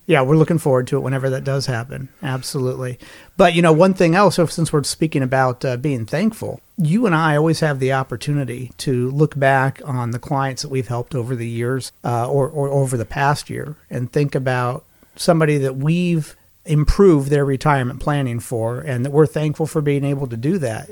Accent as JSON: {"language": "English", "town": "Lincoln", "region": "Nebraska", "country": "United States", "tie": "born or raised there", "said": "I grew up in Lincoln, Nebraska"}